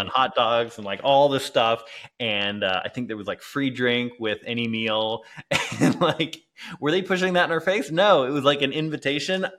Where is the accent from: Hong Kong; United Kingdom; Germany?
United Kingdom; England; moved away; also born or lived in Clearwater, Florida, United States; I grew up in England